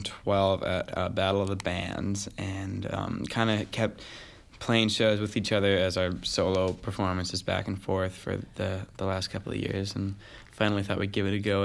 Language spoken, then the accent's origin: English; Madison, Wisconsin, United States; now in Nashville, United States; And I'm from Madison, Wisconsin, but I'm living in Nashville right now.